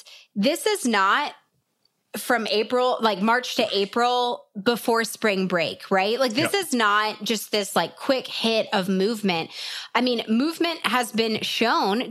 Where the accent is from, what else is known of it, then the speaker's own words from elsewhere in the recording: Nashville, Tennessee, United States; I grew up in Nashville